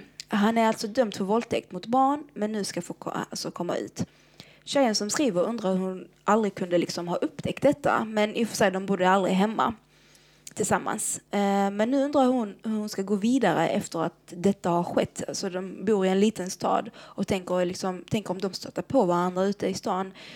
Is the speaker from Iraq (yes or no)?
yes; Iraq; now in Sweden; i mitt hemland, Irak